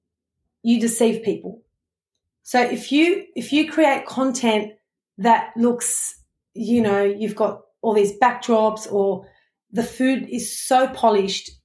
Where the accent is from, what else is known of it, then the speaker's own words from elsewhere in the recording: Sydney, New South Wales, Australia; I'm from Sydney, Australia